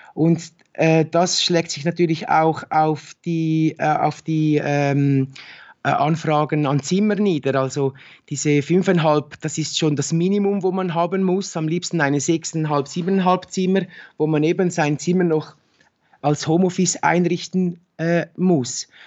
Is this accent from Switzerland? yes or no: yes; Switzerland; bei uns in der Schweiz